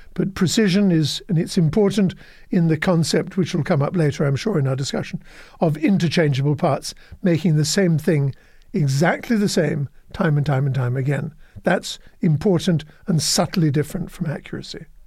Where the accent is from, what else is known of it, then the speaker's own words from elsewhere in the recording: United Kingdom; moved away as an adult; also born or lived in New York, United States; now in United States; former life as a Brit and a European.